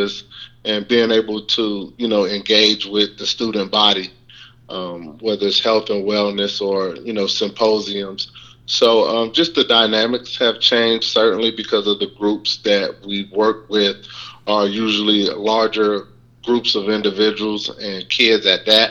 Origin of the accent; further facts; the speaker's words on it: Miami, Florida, United States; moved away as an adult; also born or lived in New Orleans / Baton Rouge / Memphis; my hometown being Miami, Florida